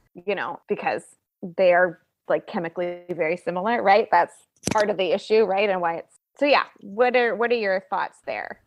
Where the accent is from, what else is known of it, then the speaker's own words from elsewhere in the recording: Bonner, Montana, United States; I'm from Bonner, which is outside of Missoula.